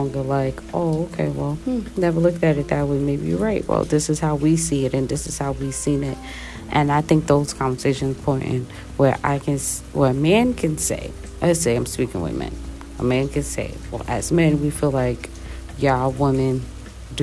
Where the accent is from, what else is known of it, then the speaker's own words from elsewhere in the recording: United States; I'm American